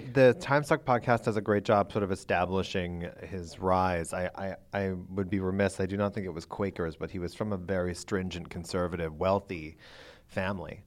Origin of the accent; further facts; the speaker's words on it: Pennsylvania, United States; I grew up in Pennsylvania.